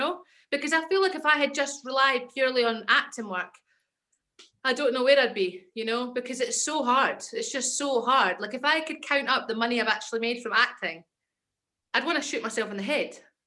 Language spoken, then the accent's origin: English; Edinburgh, Scotland, United Kingdom; accent: Scottish; moved away as an adult; also born or lived in London / Kent / Ayrshire / Stevenston; I'm from Edinburgh and I grew up there and then I moved to London for like 7 years